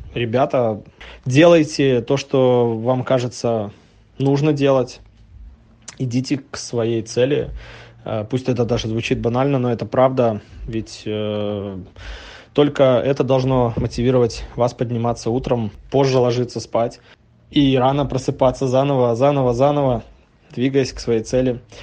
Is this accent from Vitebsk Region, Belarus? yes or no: yes; Novopolotsk, Vitebsk Region, Belarus; now in Minsk, Belarus; Я белорус, живу в Минске, родом из Новополоцка.